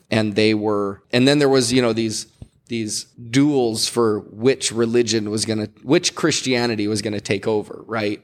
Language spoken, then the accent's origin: English; Hawaii, United States; as a Hawaiian